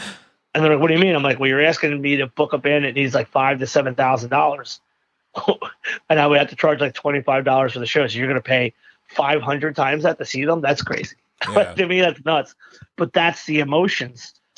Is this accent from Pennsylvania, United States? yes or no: yes; Philadelphia, Pennsylvania, United States; No, I was born in a hospital called St. Mary's, which was in the neighborhood of Fishtown.